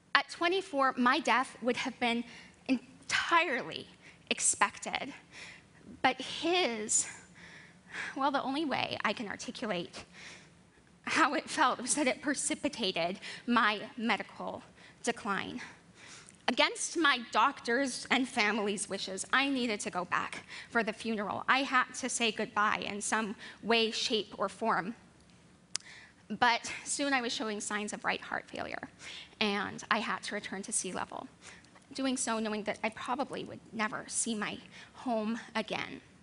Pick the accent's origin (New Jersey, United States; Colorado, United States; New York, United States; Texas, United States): Colorado, United States; moved away; also born or lived in Baltimore; I come from Colorado. It's a mile high, and I grew up there with my 10 brothers and sisters and two adoring parents